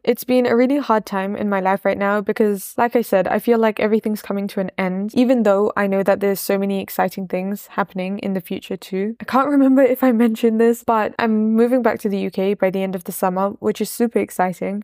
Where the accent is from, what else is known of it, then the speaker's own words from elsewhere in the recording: Leicester, East Midlands, United Kingdom; also born or lived in Wimbledon, London; now in Malawi; I'm from Wimbledon in London, but I only lived there for a few years before I moved to Leicester